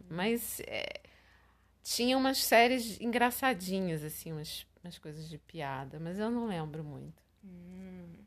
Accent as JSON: {"language": "Portuguese", "region": "Rio de Janeiro", "country": "Brazil", "tie": "born or raised there", "also_born_or_lived": "Recife", "said": "aqui no Rio, quando eu voltei, já com 15 anos"}